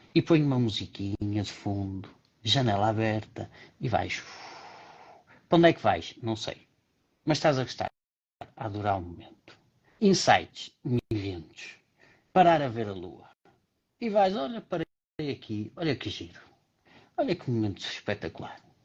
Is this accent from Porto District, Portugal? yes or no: yes; Porto, Porto District, Portugal; eu cresci no Porto